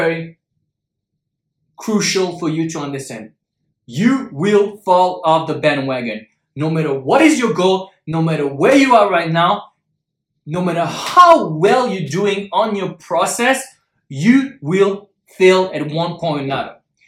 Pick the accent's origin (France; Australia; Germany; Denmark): France; Paris, Île-de-France; moved away as an adult; also born or lived in Shanghai, China; I'm originally from Paris